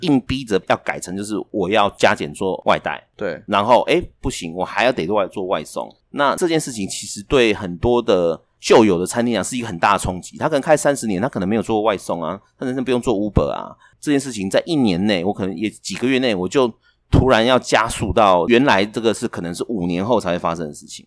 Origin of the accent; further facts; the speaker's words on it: Taiwan; 我们台湾人比较容易创业